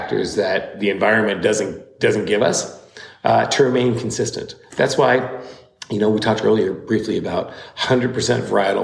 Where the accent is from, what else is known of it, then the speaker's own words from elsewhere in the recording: Washington, United States; I'm born and raised in Washington, cut my teeth in Washington wine in the 80s